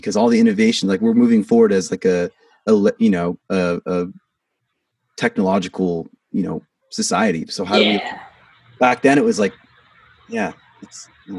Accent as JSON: {"language": "English", "town": "Vancouver", "region": "Washington", "country": "United States", "said": "I think it's because I'm from Washington. I'm from Vancouver, Washington, which is like a suburb of Portland, basically. It's right on the border."}